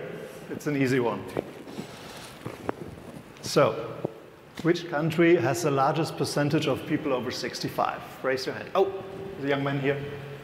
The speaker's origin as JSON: {"language": "English", "country": "Germany", "said": "I'm from Germany."}